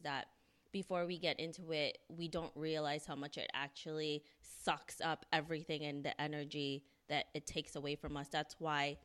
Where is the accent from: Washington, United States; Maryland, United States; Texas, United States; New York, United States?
New York, United States; New York City; We're all from New York City